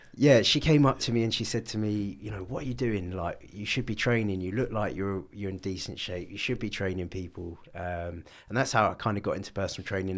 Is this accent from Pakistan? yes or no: no; London, United Kingdom; I grew up in North London.